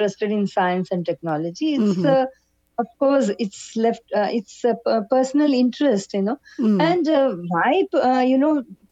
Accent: Bangalore, Karnataka, India; I grew up in Bangalore

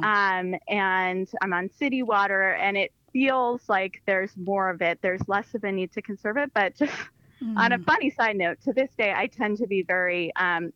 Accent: near Punxsutawney, Western Pennsylvania, United States; now in Washington, D.C. metro area, United States; where I grew up is actually pretty different from here where I'm calling in from. So it's a rural part of Western PA, northeast of Pittsburgh

